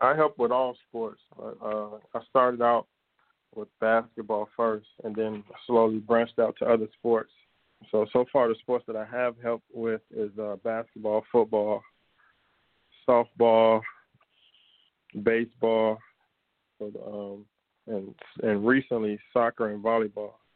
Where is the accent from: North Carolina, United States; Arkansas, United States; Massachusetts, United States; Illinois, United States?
Illinois, United States; Chicago; I grew up in our Auburn Gresham neighborhood, and then we moved out. We moved out to the west suburbs. So I uh, lived in Chicago until about uh, seventh grade